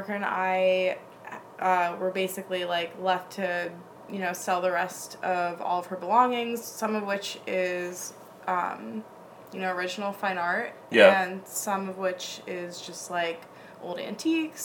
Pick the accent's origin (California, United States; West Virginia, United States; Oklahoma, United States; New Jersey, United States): New Jersey, United States; Chester; moved away as an adult; now in Philadelphia, United States; I grew up in North Jersey for most of my life